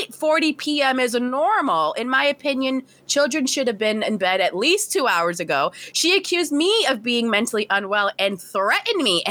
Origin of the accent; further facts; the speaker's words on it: United States; I'm American